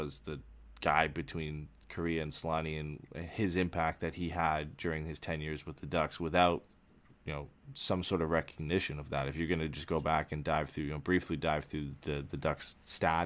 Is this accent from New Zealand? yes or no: no; London, Ontario, Canada; the University of Western Ontario in my hometown in London